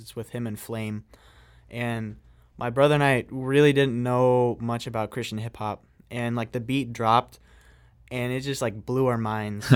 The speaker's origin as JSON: {"language": "English", "town": "Greenville", "region": "Illinois", "country": "United States", "tie": "born or raised there", "moved": "yes", "said": "my hometown, uh, which is really a small hometown, uh, in Illinois, uh, shout out to Greenville"}